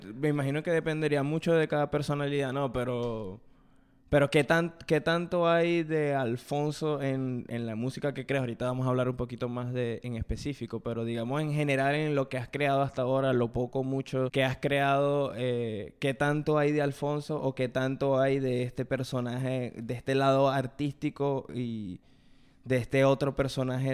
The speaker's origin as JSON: {"language": "Spanish", "country": "Venezuela", "said": "en Venezuela, desde donde yo vengo, que bueno, que venimos los dos de Venezuela, pero somos de dos ciudades distintas"}